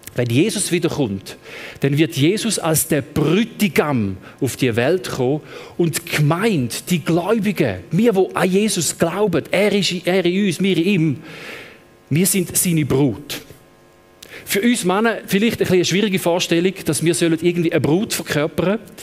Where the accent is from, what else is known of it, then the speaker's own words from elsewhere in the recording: Eastern Switzerland, Switzerland; also born or lived in Thun; now in Lucerne, Switzerland; ich komme ursprünglich aus der Ostschweiz